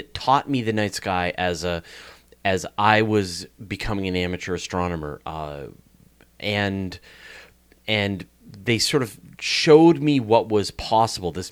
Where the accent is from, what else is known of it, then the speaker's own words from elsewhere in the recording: Hornby Island, British Columbia, Canada; accent: Canadian; also born or lived in Vancouver Island; I grew up on a small island off the west coast of Canada called Hornby Island